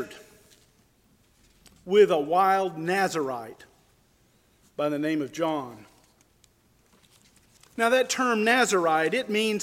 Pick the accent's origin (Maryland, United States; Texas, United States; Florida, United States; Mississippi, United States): Florida, United States; Perry; the Deep South where I grew up in Perry, Florida, 7 decades ago